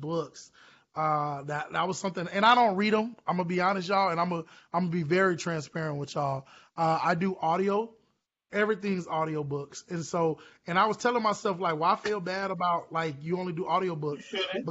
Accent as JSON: {"language": "English", "town": "Orlando", "region": "Florida", "country": "United States", "said": "I'm from Orlando originally"}